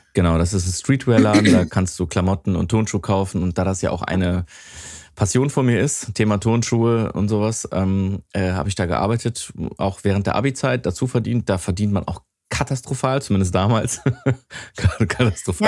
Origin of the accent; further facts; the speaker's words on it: Wesseling, North Rhine-Westphalia, Germany; Wesseling, Godorf, so das ist genau da, wo ich aufgewachsen bin